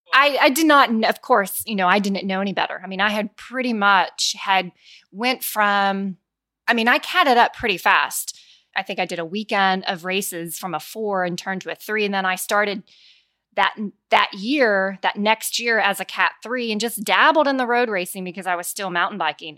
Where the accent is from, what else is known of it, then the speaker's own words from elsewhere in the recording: Denton, Texas, United States; I am from Denton, Texas